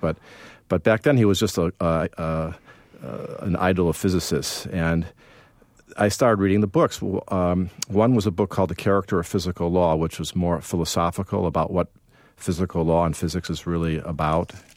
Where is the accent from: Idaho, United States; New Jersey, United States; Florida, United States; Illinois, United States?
Illinois, United States; Evanston; I grew up in Chicago